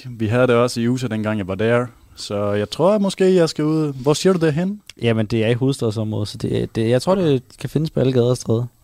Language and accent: Danish; Haderslev, Southern Denmark, Denmark; moved away as an adult; now in Aarhus, Denmark; Jamen, jeg er opvokset lidt uden for Hatterslev.